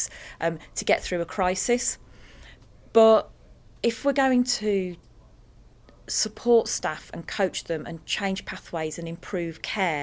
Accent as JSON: {"language": "English", "area": "the Black Country", "region": "West Midlands", "country": "United Kingdom", "said": "I come from the Black Country"}